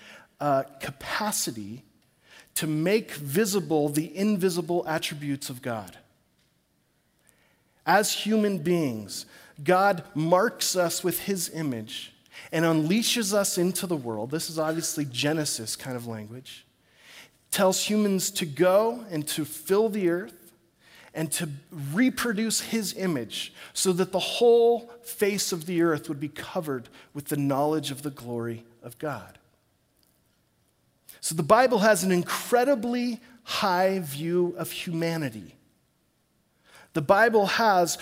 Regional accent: Corvallis, Oregon, United States; back in my hometown of Corvallis

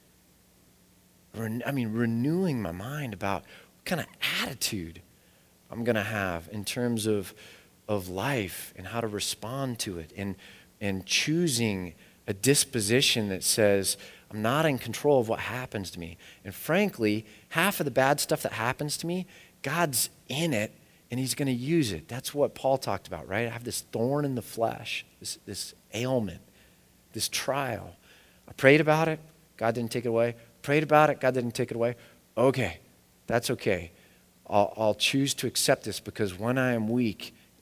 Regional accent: United States; I'm American.

